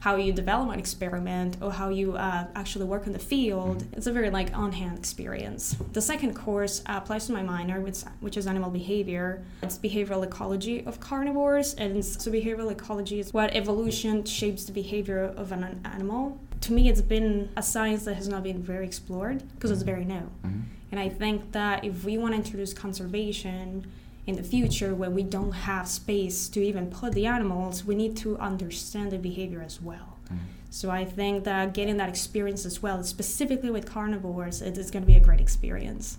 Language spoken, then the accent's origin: English; Colombia; now in United States; I'm from Colombia